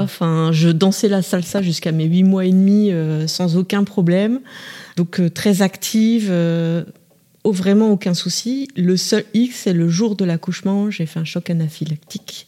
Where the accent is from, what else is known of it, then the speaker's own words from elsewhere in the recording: Bourges, Centre-Val de Loire, France; je suis originaire de Bourges